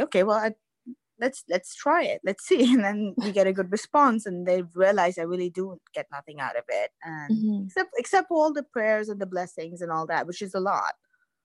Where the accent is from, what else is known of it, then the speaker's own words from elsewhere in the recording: Pakistan; moved away; I'm Pakistani